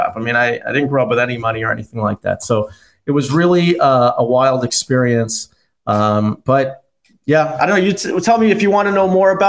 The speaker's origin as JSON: {"language": "English", "town": "Toronto", "region": "Ontario", "country": "Canada", "tie": "born or raised there", "said": "I was one of the best pitchers in Canada growing up in Toronto"}